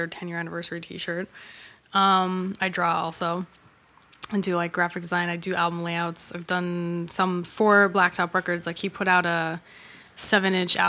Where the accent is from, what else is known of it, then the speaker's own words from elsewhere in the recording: Hawaii, United States; moved away as an adult; also born or lived in New York; I grew up in Hawaii